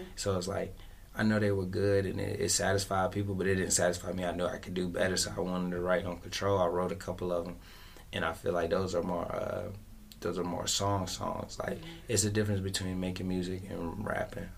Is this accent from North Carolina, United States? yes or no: yes; Fayetteville, North Carolina, United States; I'm from Westside Fayetteville, North Carolina.